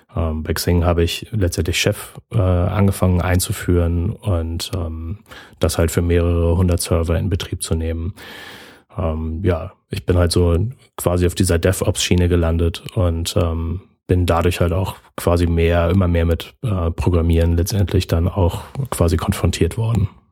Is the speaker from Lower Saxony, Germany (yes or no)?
no; Berlin, Germany; moved away as an adult; now in Lübeck, Germany; ich bin äh, gebürtiger Berliner und äh, wohne jetzt seit fünf Jahren oben im hohen Norden Deutschlands in Lübeck